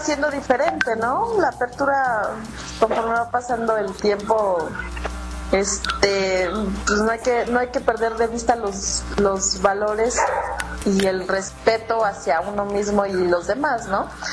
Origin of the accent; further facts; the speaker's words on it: Mexico; nuestro México